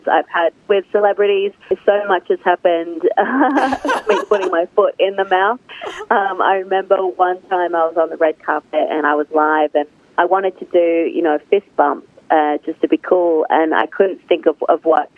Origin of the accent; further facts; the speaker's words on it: Australia; accent: Australian; moved away as an adult; now in United States; as you can tell from my accent, I am from Australia, and I grew up loving movies